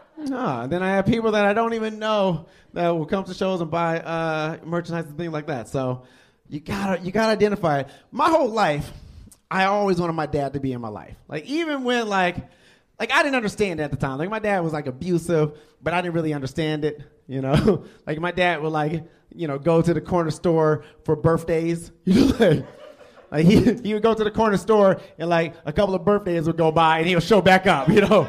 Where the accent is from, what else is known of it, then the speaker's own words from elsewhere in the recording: Detroit, Michigan, United States; now in Lake Mills, United States; I'm originally from Detroit, Michigan